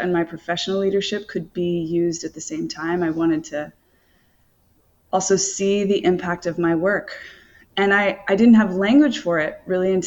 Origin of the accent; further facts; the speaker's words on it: rural North Carolina, United States; moved away as an adult; also born or lived in New York City; And I grew up in North Carolina, so it's like I had no, like, rural North Carolina.